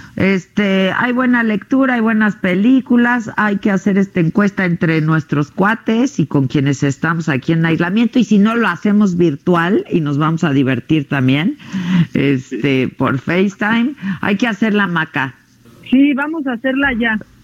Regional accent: Mexico

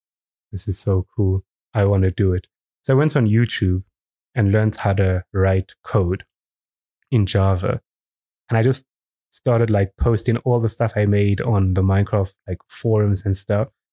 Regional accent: Eswatini; also born or lived in South Africa; moved here when I was 4 or 5, and I've just been here my whole life

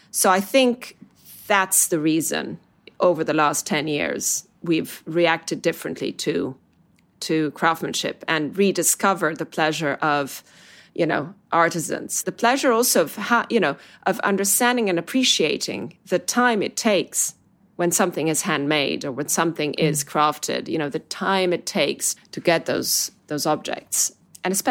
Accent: Italy; now in London, United Kingdom; about my home country, about Italy, and seeing both with completely different eyes.

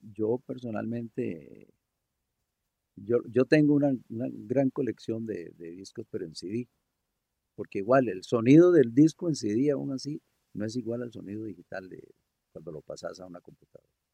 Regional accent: Costa Rica; buenos ticos

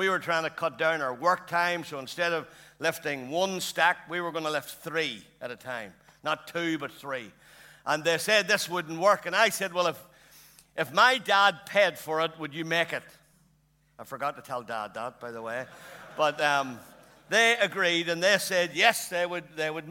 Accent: Lurgan, Northern Ireland, United Kingdom; I'm born and bred in Lurgan

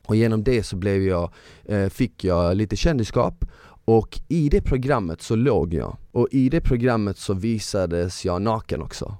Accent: Malmö, Skåne, Sweden; moved away; jag är från Malmö

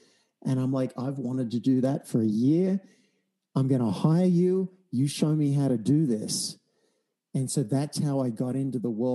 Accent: Australia; I'm an Australian from a country town

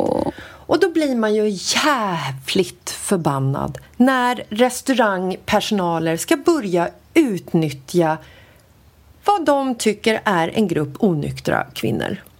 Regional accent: Sweden; vi är från Sverige

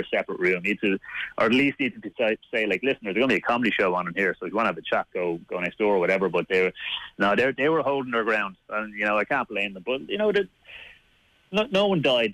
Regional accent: Dublin, Leinster, Ireland; accent: Dublin; my Dublin accent

